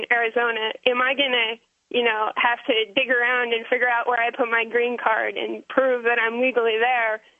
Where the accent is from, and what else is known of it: Canada; now in California, United States